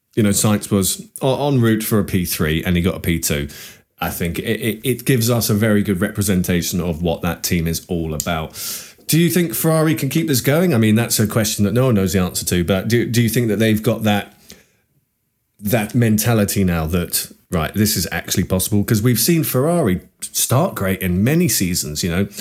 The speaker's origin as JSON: {"language": "English", "country": "United Kingdom", "said": "us as Brit F one fans"}